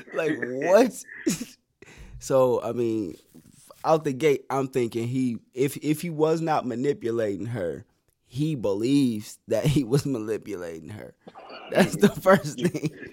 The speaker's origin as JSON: {"language": "English", "town": "Flint", "region": "Michigan", "country": "United States", "said": "we are both from Flint"}